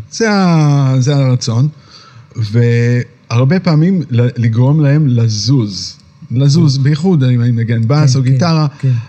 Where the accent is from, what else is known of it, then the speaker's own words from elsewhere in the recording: Tel Aviv, Tel Aviv District, Israel; moved away as an adult; also born or lived in New York; גדלתי פה. פה, אוקיי, עד גיל 20.